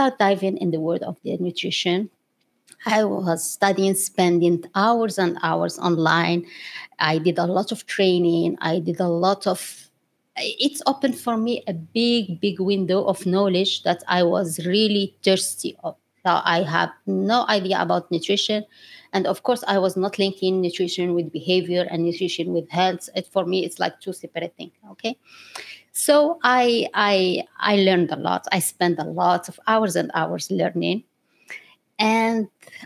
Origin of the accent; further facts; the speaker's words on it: Morocco; English is a second language; moved away as an adult; also born or lived in France / Abu Dhabi; now in United Arab Emirates; So I'm Moroccan. I grew up in Morocco.